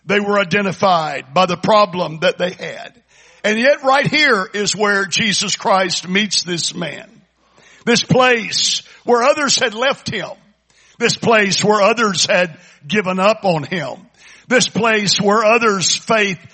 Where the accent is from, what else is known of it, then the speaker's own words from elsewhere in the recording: Kingwood, Texas, United States; we're from Kingwood